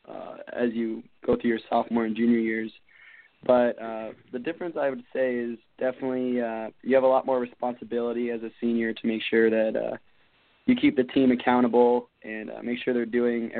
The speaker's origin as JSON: {"language": "English", "town": "Phoenix", "region": "Arizona", "country": "United States", "said": "I'm from Phoenix, Arizona"}